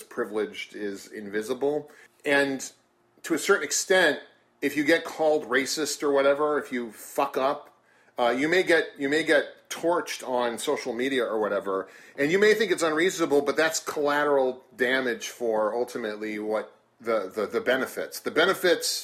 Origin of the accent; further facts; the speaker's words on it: New Orleans, Louisiana, United States; also born or lived in Iowa; My parents moved here when I was 9, and we moved to New Orleans East, then participated in what is typically called white flight to Lakeview.